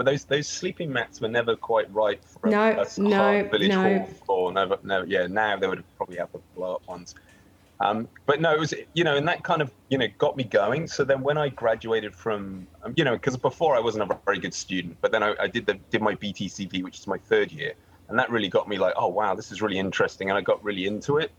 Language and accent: English; Nailsworth, South West England, United Kingdom; moved away as an adult; also born or lived in New York, United States / London, United Kingdom; now in Santa Monica, United States; I'm originally from Gloucester, or a little village called Nailsworth.